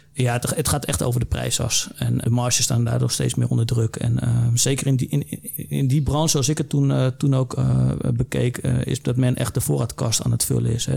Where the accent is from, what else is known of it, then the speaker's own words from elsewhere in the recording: Netherlands; wij als Nederlander